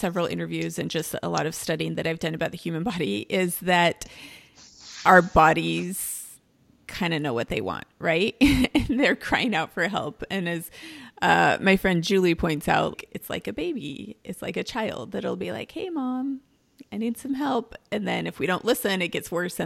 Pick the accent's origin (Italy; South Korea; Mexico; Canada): Mexico; moved away; I am from Mexico.